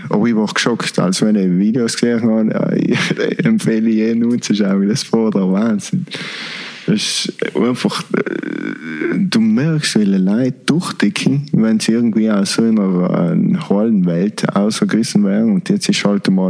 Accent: East Germany, Germany; ich bin in der DDR aufgewachsen, dann war schon der gleiche Scheiß.

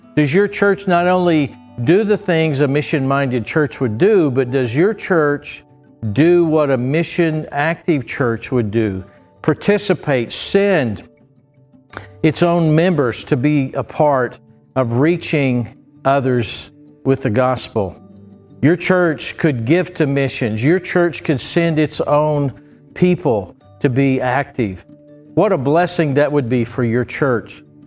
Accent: Bristow, Oklahoma, United States; I grew up in Trinity Baptist Church in Bristow, Oklahoma

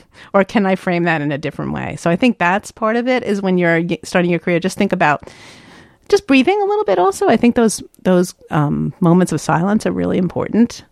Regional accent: New York, United States; I'm from the East Coast

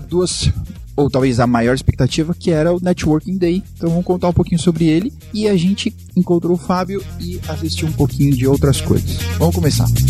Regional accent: Brazil; a gente é brasileiro

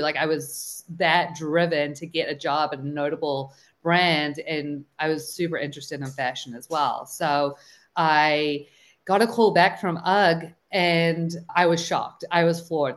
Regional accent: New Zealand; moved away as an adult; now in United States; So I'm originally from New Zealand and I moved out here fresh out of college.

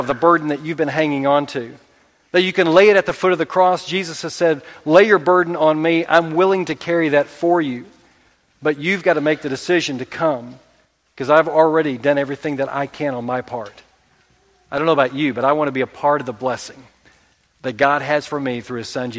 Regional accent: Oklahoma, United States; We're from Oklahoma

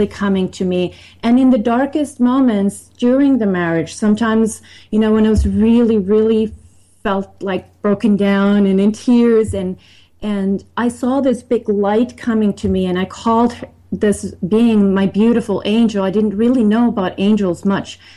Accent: Finland; also born or lived in Sweden; now in United States; I was born in Sweden and grew up in Finland

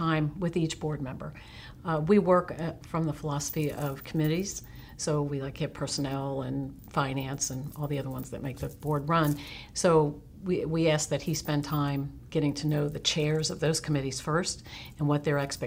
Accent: Cincinnati, Ohio, United States; moved away as an adult; now in Menomonee Falls, United States; I was born and raised in Ohio, Cincinnati, went to college at Miami University, lived in Ohio most of my adult life

